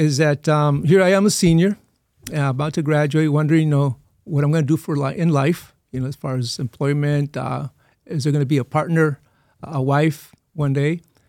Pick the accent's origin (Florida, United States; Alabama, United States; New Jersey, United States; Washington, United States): Washington, United States; Othello; born there; also born or lived in Eagle Pass; So even though I was born in Othello, Washington State